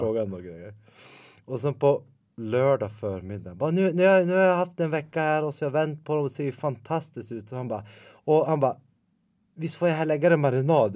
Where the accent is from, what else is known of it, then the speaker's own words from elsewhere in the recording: Ljusdal, Gävleborg County, Sweden; jag är ju uppvuxen i Ljusdal som ligger två mil därifrån